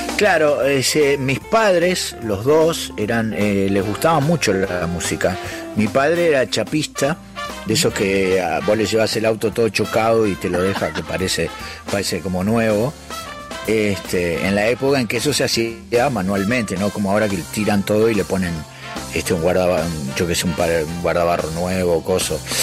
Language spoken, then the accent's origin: Spanish; Parque del Plata, Canelones, Uruguay; also born or lived in United States; nos vinimos a vivir a Parque del Plata mi viejo abrió un taller ahí